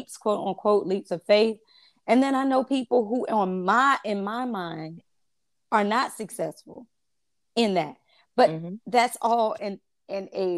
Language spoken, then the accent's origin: English; Chesapeake, Virginia, United States; where we grew up in Foundation Park in Chesapeake. We grew up in the projects